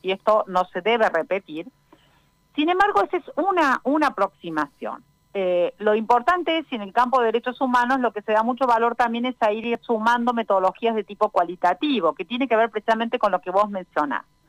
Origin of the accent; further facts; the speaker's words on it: Argentina; en nuestro caso, un país federal como es Argentina